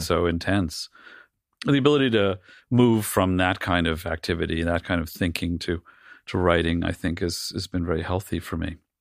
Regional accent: New York City, New York, United States; I grew up in a, like a c, comically cliched version of, uh, of, uh, Greenwich Village family

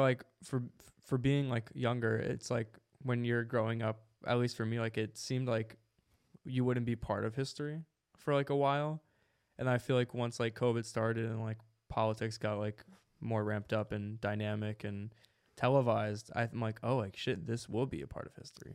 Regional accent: Jersey City, New Jersey, United States; I'm from Jersey City

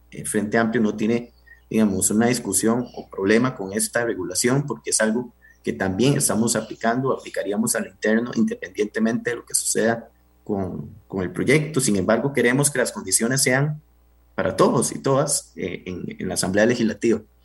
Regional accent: Pérez Zeledón, San José, Costa Rica; Yo vengo de Pérez, Y, la región Brunca

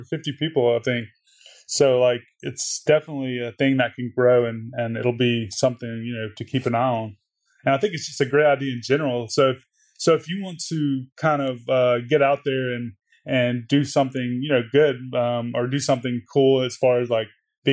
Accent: Mississippi, United States; moved away as an adult; also born or lived in Los Angeles; When I moved to LA, I'm from Mississippi. I moved to LA.

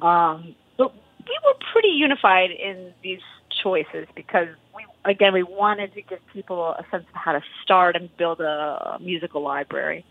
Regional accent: Wisconsin, United States; moved away; we're both from Wisconsin

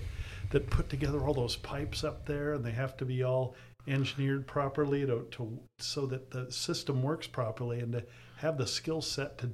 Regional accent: San Diego, California, United States; I grew up here in San Diego. We moved here when I was 10, back when it was fairly country

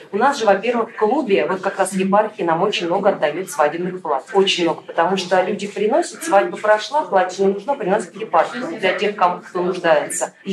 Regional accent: Ivanovo, Ivanovo Oblast, Russia; also born or lived in Sigorsk; Я вообще сама из Иванова, но я очень много лет уже в Иваново не живу. И я жила в Сигорске все это время.

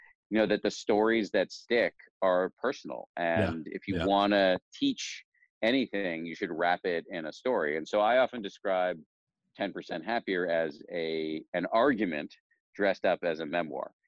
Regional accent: Newton, Massachusetts, United States; I grew up in Newton, Massachusetts

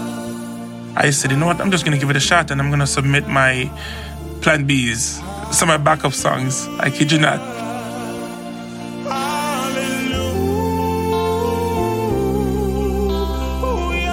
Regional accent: Jamaica; moved away as an adult; now in Seattle, United States; I was born and raised in Jamaica

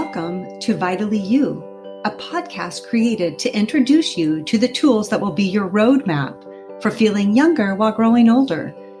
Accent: St. Joseph, Missouri, United States; moved away as an adult; my mom in St. Joseph, Missouri, where I was born and raised

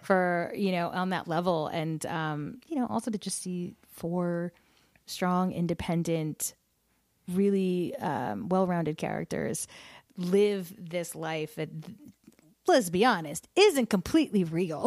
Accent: New Jersey, United States; I grew up in Jersey

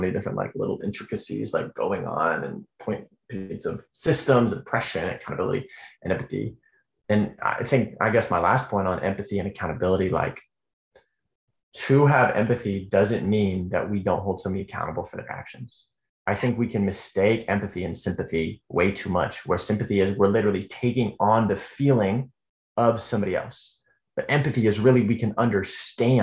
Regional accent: Denver, Colorado, United States; my hometown of Denver

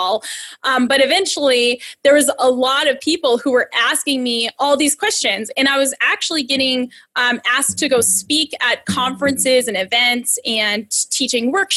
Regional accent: Massachusetts, United States; I'm from Massachusetts

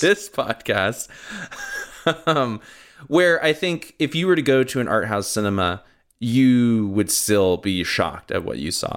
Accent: Southern California, United States; growing up in Southern California

